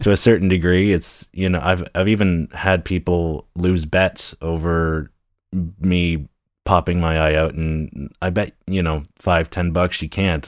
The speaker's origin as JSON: {"language": "English", "town": "Newcastle", "region": "Ontario", "country": "Canada", "tie": "born or raised there", "said": "a town of Newcastle. It used to be a village for the longest time, and I've lived here all of my life"}